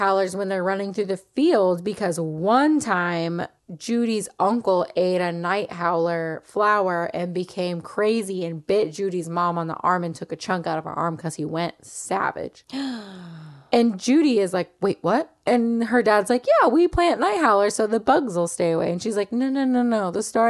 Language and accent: English; Tampa, Florida, United States; Can you tell we're from Tampa?